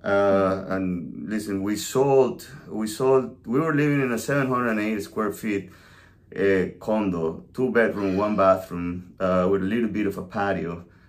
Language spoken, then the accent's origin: English; La Guaira, Venezuela; also born or lived in New York City; now in South Carolina, United States; I'm originally from Venezuela, a small town called La Guaira, beach town. I was born and raised on the ocean.